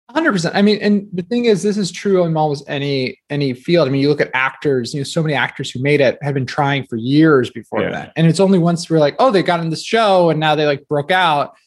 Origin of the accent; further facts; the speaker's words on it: New Jersey, United States; I grew up in New Jersey